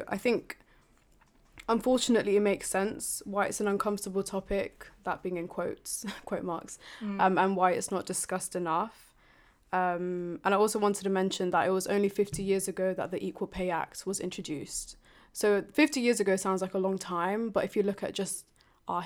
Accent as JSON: {"language": "English", "region": "London", "country": "United Kingdom", "tie": "born or raised there", "said": "a coloured female born and raised in London"}